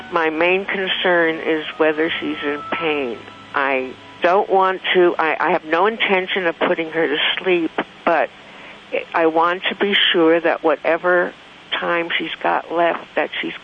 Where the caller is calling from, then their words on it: South Lake Tahoe, California, United States; South Lake Tahoe, California.